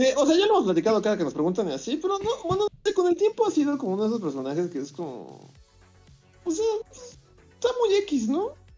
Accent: Mexico

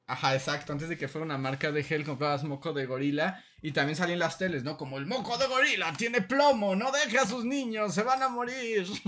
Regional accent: Veracruz, Mexico; cuando era niño y en Veracruz

